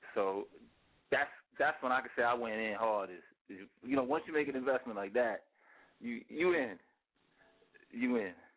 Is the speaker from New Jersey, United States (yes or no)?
no; New York City, New York, United States; also born or lived in Virginia; now in Philadelphia, United States; I'm from Queens